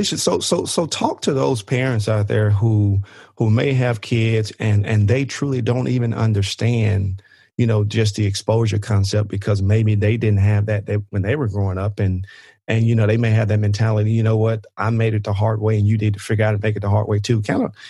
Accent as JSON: {"language": "English", "region": "Mississippi", "country": "United States", "tie": "born or raised there", "said": "I can remember in high school, I grew up in the Mississippi Delta"}